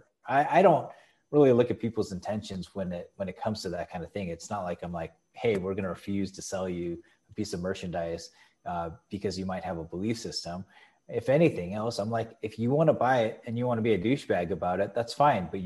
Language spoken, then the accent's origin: English; San Diego, California, United States; I was born in San Diego.